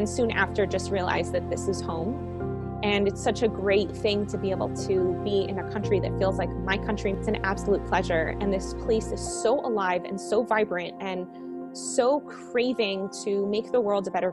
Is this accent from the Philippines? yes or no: no; Miami, Florida, United States; moved away as an adult; also born or lived in Colombia; now in Israel; I grew up in Miami.